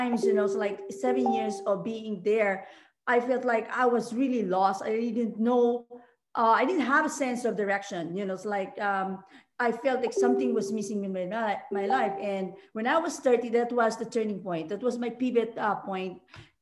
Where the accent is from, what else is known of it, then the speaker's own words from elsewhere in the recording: Philippines; moved away as an adult; now in Hawaii, United States; I'm originally from the Philippines, as you mentioned, and I came to Hawaii in 2005.